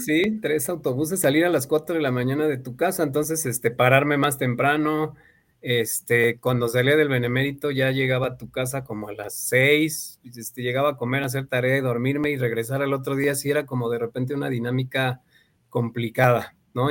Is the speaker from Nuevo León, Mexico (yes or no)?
no; Mexico City, Mexico; now in León, Mexico; De Ciudad de México, de la delegación Miguel Hidalgo. Ahí nací